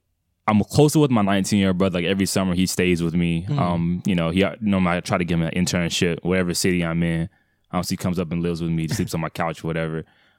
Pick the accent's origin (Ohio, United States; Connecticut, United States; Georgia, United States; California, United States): Georgia, United States; Atlanta; So I was born and raised in Atlanta, Georgia. So primarily on the Cascade, that area, so near the airport.